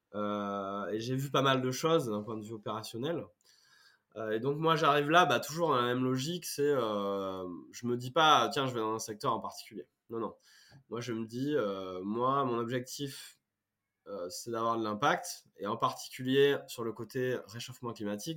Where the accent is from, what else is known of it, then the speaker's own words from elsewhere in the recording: Brive-la-Gaillarde, Nouvelle-Aquitaine, France; accent: accent du Sud; moved away as an adult; now in Paris region, France; je suis originaire de Brive-la-Gaillarde, en Corrèze. Je suis, un, pur jus, on va dire. J'ai vécu plus de 20 ans à Brive